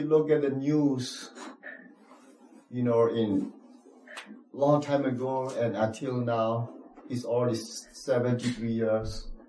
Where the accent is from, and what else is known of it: Myanmar; English is a second language; moved away; also born or lived in Thailand